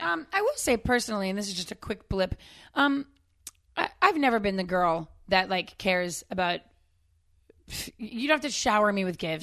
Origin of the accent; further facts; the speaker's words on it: Northeast, United States; I grew up in the Northeast.